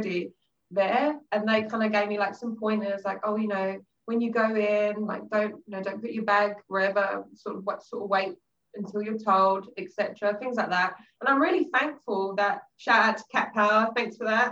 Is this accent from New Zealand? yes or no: no; England, United Kingdom; moved away as an adult; now in Japan; us English are kind of reserved